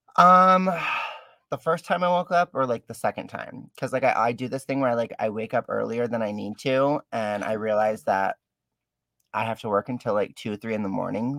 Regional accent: Detroit, Michigan, United States; I'm actually born and raised down in uh, Detroit

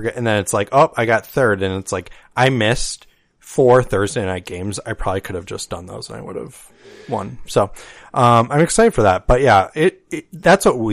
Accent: Chicago, Illinois, United States; I grew up in Chicago during the heyday

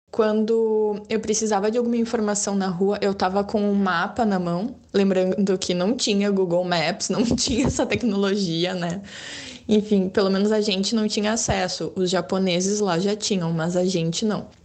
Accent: Brazil; also born or lived in Japan; Watashi wa buraziru jin, eu sou brasileira

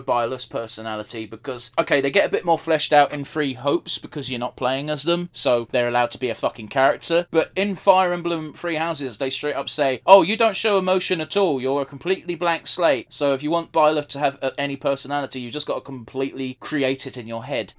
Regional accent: United Kingdom; we're British.

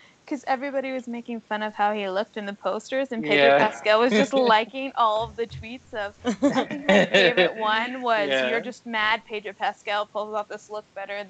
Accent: Canada; I'm from Canada.

